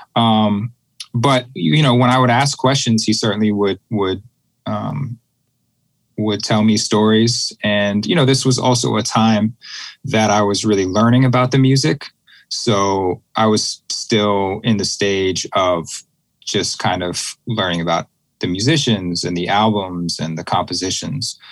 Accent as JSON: {"language": "English", "town": "Boston", "region": "Massachusetts", "country": "United States", "tie": "born or raised there", "said": "I grew up in the Boston area"}